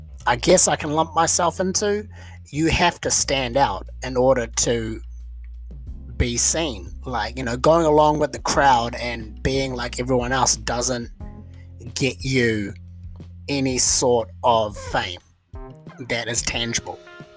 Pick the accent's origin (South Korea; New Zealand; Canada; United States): New Zealand; In my home country of New Zealand, this is a problem that is routinely faced.